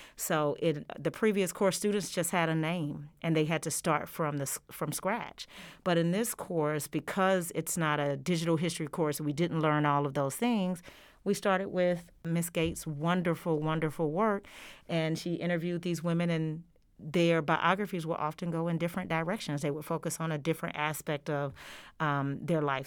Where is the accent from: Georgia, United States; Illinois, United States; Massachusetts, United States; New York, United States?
Georgia, United States; moved away as an adult; now in Oklahoma, United States; I have been in Oklahoma since 2018, and I am originally from the state of Georgia.